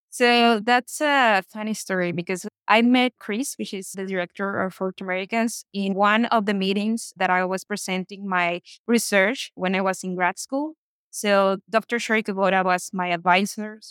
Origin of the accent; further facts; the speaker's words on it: Hermosillo, Sonora, Mexico; also born or lived in United States; Here's my hometown